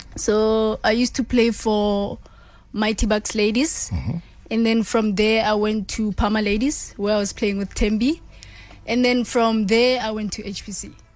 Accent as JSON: {"language": "English", "town": "Randfontein", "region": "Gauteng", "country": "South Africa", "moved": "as an adult", "lives_now": "Scotland"}